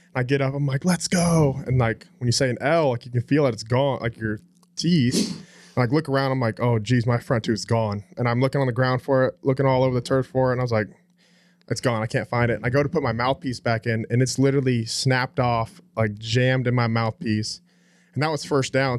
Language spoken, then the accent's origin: English; Haslet, Texas, United States; born or raised there; also born or lived in Phoenix, Arizona